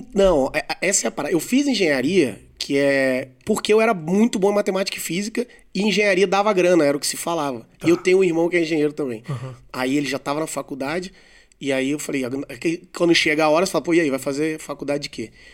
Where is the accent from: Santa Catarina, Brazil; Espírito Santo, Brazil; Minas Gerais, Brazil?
Espírito Santo, Brazil; Vitória; now in São Paulo, Brazil; Eu sou de Vitória